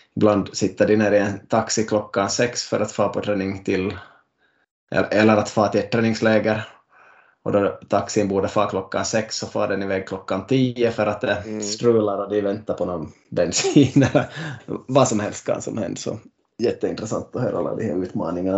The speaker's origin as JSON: {"language": "Swedish", "country": "Finland", "said": "Vi är nu tre från Finland"}